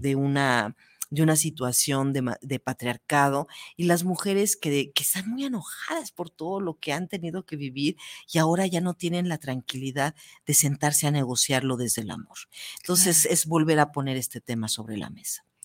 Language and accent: Spanish; Mexico; como mexicanas